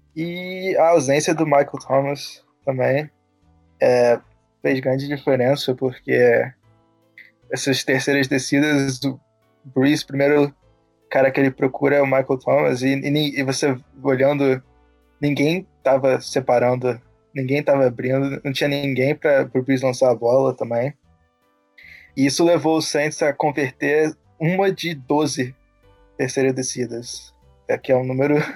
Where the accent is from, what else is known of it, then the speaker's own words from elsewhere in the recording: Rio de Janeiro, Brazil; moved away as an adult; now in Virginia, United States; eu sou do Rio, é, estudo